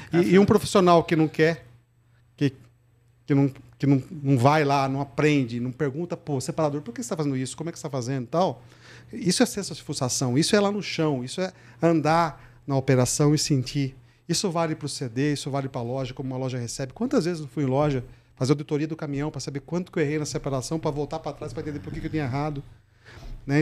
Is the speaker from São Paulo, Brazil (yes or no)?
yes; Santa Bárbara d'Oeste, São Paulo, Brazil; moved away as an adult; also born or lived in Piracicaba; now in São Paulo, Brazil; Eu nasci em Santa Bárbara do Oeste, interior aqui perto de Piracicaba. Fiz o meu colégio em escola pública, né? Minha, até a oitava série. Aí na então, oitava eu ganhei uma bolsa para ir fazer um colegial no, em Piracicaba.